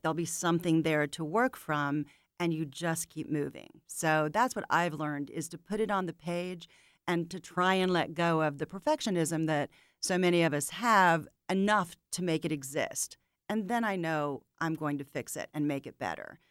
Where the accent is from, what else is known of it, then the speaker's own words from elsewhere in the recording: St. Pete Beach, Florida, United States; moved away as an adult; now in Atlanta, United States; I grew up on St. Pete Beach, which is on the west coast of Florida